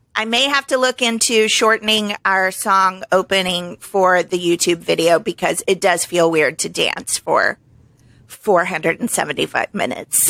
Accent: Springfield, Missouri, United States; moved away as an adult; I just lost a job in my hometown

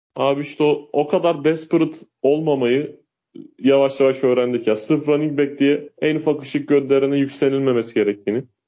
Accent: Uşak, Uşak Province, Turkey; ben Uşak memleketim benim

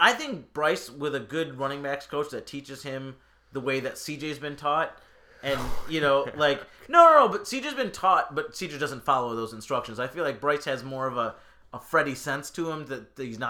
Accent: India; I mean, I'm Indian. Of course I'm going to love a damn IPA.

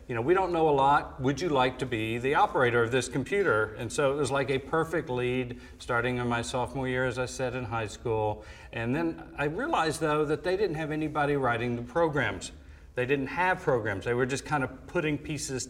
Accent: Atlanta, Georgia, United States; moved away as an adult; I grew up in Atlanta, Georgia. I was born and raised there. Spent first 18 years of my life there

